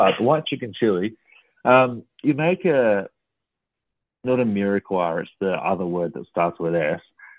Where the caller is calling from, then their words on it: Creswick, Victoria, Australia; No, I'm in the beautiful part of the world called Creswick, mate, just about half an hour out of Ballarat